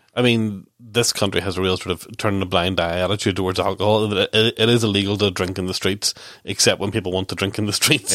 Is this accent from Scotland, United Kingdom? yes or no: no; Ballynahinch, Northern Ireland, United Kingdom; I grew up in Ballinhinch